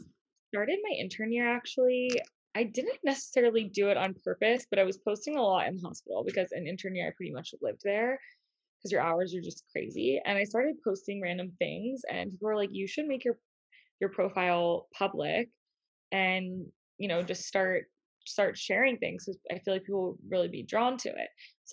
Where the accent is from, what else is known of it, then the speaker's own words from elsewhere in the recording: Northeast, United States; And since I am from the Northeast, we figured that it was a little bit closer to home.